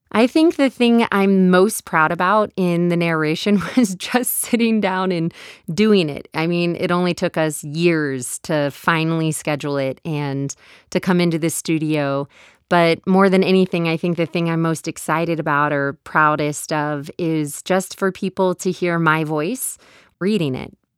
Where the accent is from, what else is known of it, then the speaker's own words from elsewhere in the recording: Texas, United States; accent: Texas; my Texas accent